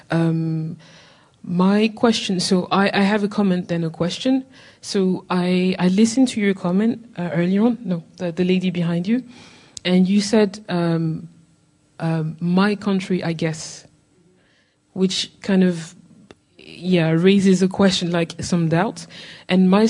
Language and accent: English; Île-de-France, France; moved away as an adult; also born or lived in Paris region; now in United Kingdom; so yeah, I was born and raised in France, but I'm Ghanaian.